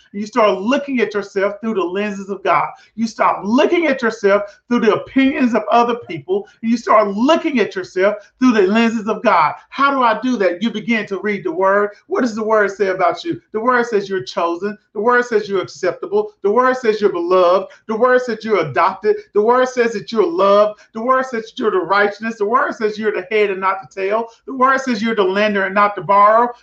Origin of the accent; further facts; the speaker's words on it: Prescott, Arkansas, United States; moved away; I'm from Prescott, Arkansas, a little small town